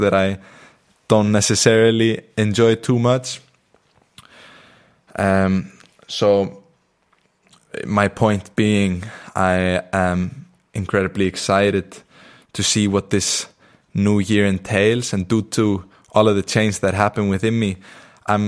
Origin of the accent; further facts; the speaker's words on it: Iceland; accent: Icelandic; moved away; I'm in Iceland. I'm in my hometown. I'm with my family at the moment